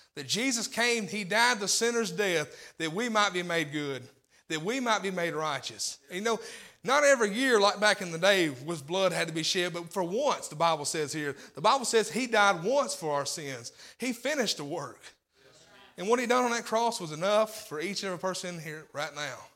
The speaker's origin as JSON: {"language": "English", "region": "Tennessee", "country": "United States", "tie": "born or raised there", "also_born_or_lived": "Corinth, Mississippi", "said": "I was raised in Tennessee"}